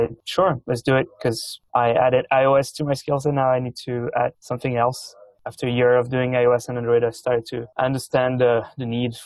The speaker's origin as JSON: {"language": "English", "country": "France", "also_born_or_lived": "Vancouver, Canada", "second_language": "English", "moved": "as an adult", "lives_now": "Canada", "said": "So as you can probably hear from my accent, I'm originally from France"}